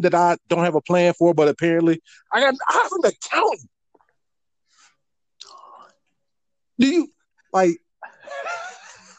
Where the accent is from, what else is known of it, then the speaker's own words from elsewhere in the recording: Jacksonville, Florida, United States; now in Billings, United States; I'm from North Florida, West Jacks, Duval County, Lackawanna, born and raised